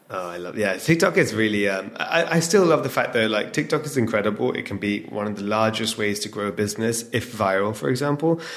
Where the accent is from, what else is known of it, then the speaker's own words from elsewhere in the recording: England, United Kingdom; now in London, United Kingdom; we're born and raised in England, Londoners now.